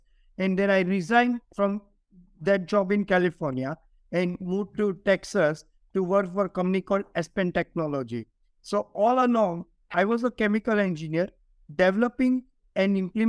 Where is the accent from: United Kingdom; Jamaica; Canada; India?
India; moved away as an adult; now in United States; I grew up in India